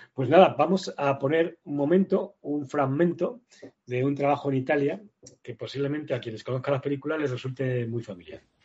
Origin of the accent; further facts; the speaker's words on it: Madrid, Community of Madrid, Spain; yo vivía, en mi infancia vivía en Usera.